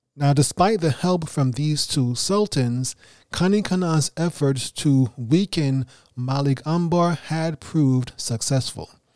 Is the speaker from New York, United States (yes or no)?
yes; New York City, New York, United States; first language English; an English native speaker from Brooklyn, New York